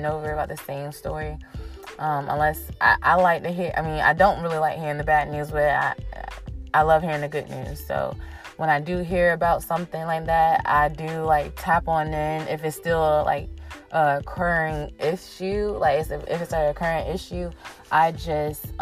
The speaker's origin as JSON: {"language": "English", "town": "Virginia Beach", "region": "Virginia", "country": "United States", "tie": "born or raised there", "said": "Virginia Beach, Virginia, my hometown"}